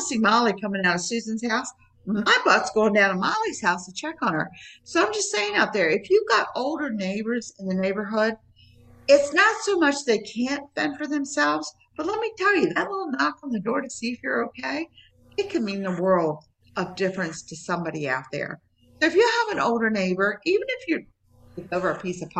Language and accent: English; United States; moved away as an adult; also born or lived in Maryland / West Virginia / Florida; now in Tampa area, Florida, United States; I'm from Maryland. We're West Virginia, Maryland area